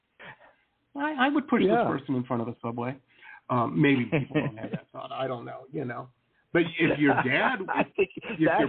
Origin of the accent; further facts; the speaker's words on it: Detroit, Michigan, United States; I grew up in Detroit or across the river from Windsor.